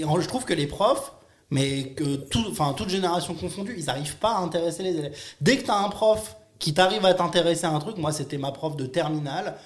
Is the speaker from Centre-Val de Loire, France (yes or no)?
no; Nice, Provence-Alpes-Côte d'Azur, France; moved away as an adult; now in Paris, France; je viens de Nice à la base